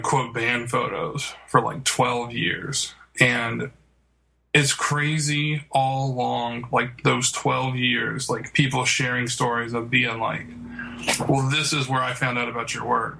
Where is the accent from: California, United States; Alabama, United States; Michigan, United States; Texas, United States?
Alabama, United States; Birmingham; I have lived every day of my life in Birmingham, Alabama